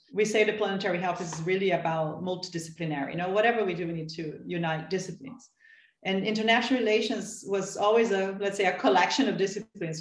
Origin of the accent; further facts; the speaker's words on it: São Paulo, Brazil; I'm from Sao Paulo